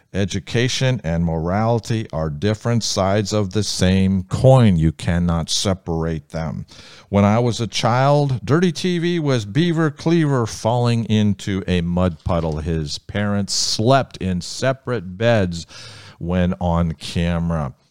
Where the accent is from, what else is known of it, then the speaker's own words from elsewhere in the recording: Ohio, United States; Ohio, my home state